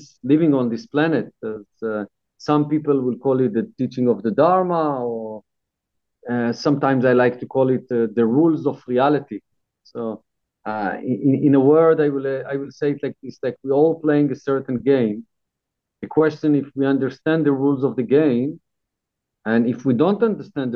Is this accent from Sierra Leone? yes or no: no; Israel; moved away as an adult; also born or lived in Brazil / Netherlands / England; now in Thailand; I was born in Israel. I lived there until 11 years ago